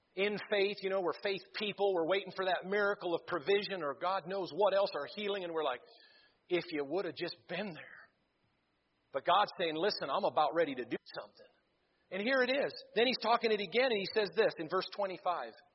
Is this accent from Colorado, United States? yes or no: no; Missouri, United States; I'm from Missouri